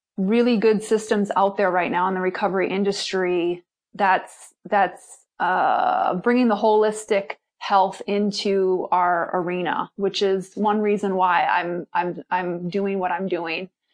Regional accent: Milwaukee, Wisconsin, United States; I'm originally from Milwaukee, Wisconsin

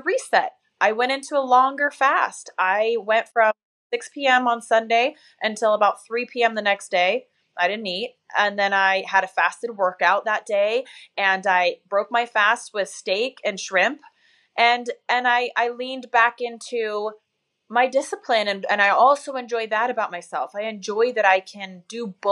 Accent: Tacoma, Washington, United States; moved away; I'm from Tacoma

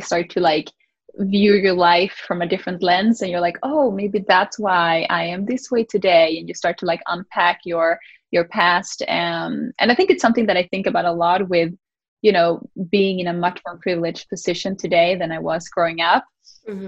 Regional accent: Sweden; moved away; I grew up in Sweden

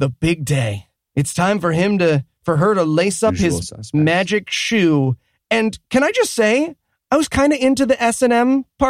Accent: Massachusetts, United States; I'm from Massachusetts, so we also need to not declare dibs on our brother's sloppy seconds.

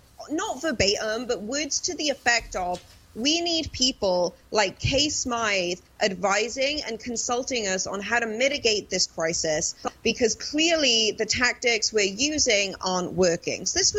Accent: England, United Kingdom; I grew up around that kind of like footy culture, as we call it, like football, soccer culture. My hometown was in the Premier League for many years, and it completely gentrified our hometown.

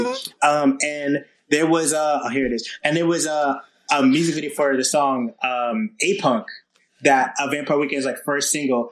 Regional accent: New Haven, Connecticut, United States; now in Brooklyn, United States; I'm a music critic and pop culture journalist based in Brooklyn, New York. I'm from New Haven, Connecticut originally.

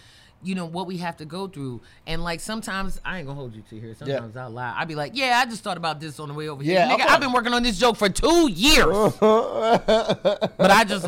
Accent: Baltimore, Maryland, United States; I have in my hometown, like, I can't really do an open mic in Baltimore

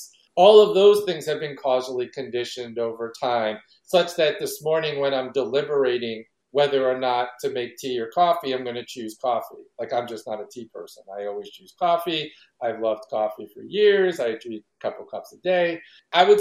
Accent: New York City, New York, United States; I grew up in New York City and I live in the Northeast

